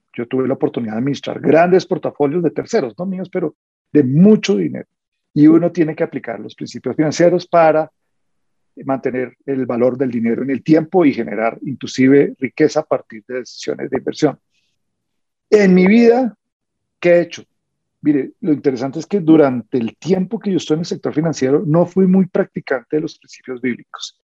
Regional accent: Colombia; como colombianos

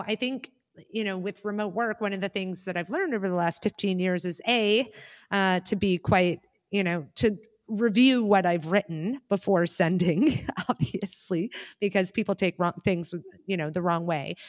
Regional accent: United States; now in Germany; I'm an expat and I live in Germany, although I'm Amer-, I'm an American

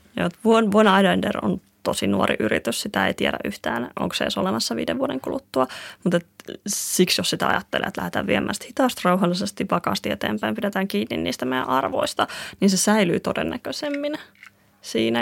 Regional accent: Kuusankoski, Kymenlaakso, Finland; me ollaan Kuusalta, että se tulee Kuusan koskelta. Mä tulen sieltä, missä toisella puolella on junavaunut täynnä graffiteja ja toisella puolella tietä kasvaa sitten sitä loputonta metsää. Se on ihan erilainen ympäristö kasvaa sieltä

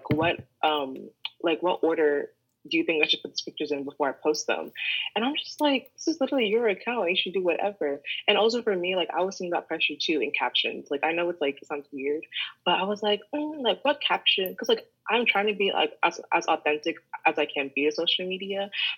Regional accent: Midwest, United States; now in New York, United States; Like, the only thing you need to know is, like, I'm from the Midwest, came to New York, and I like fashion

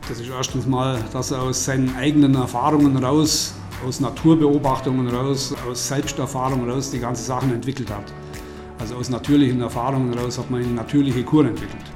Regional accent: Oberstaufen, Bavaria, Germany; Das bleibt nicht aus, wenn man Oberstaufner ist.

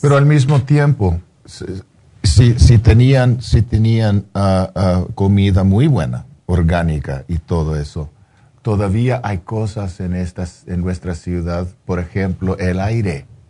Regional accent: Los Angeles, California, United States; yo soy un, chicano de East

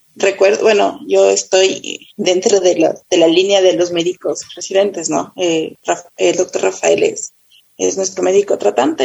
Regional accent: Quito, Pichincha, Ecuador; yo eh, nací en Quito, eh, vivo en Pomaski, toda mi vida he vivido

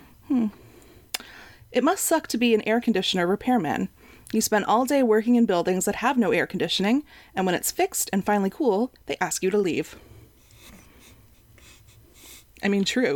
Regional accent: Canada; being a Canadian

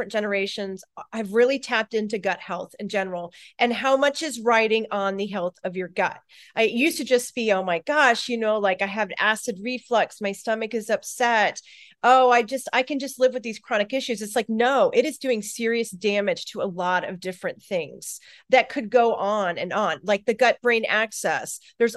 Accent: Florida, United States; moved away as an adult; also born or lived in Colorado; I live in Florida. I grew up in Florida. I just recently relocated back here

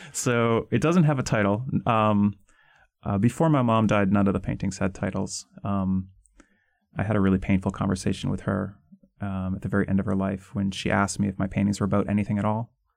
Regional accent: outside of Boston, Massachusetts, United States; I grew up mostly outside of Boston

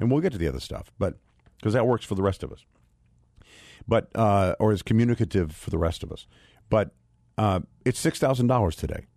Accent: United States; as an American

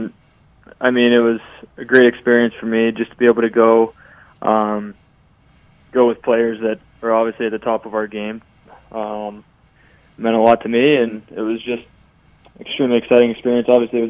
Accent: Pittsburgh, Pennsylvania, United States; I grew up in Pittsburgh watching him He won his second Stanley Cup the year I was born. He lived about a couple blocks from my house growing up

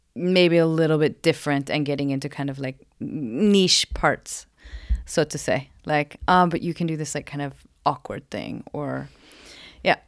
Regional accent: Portland, Oregon, United States; moved away as an adult; now in Sweden; I'm from Oregon, Portland, Oregon

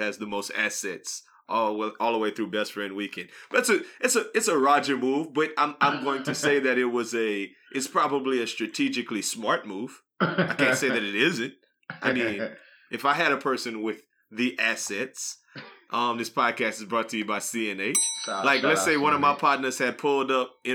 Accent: New Iberia, Louisiana, United States; I was from New Iberia, Louisiana, and they was like, you ain't got no accent

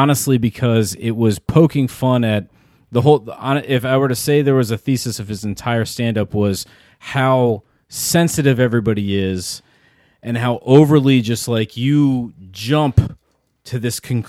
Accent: United States; as an American

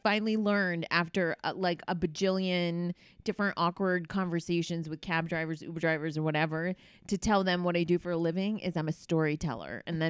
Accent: Connecticut, United States; I grew up on a farm in Connecticut by the water.

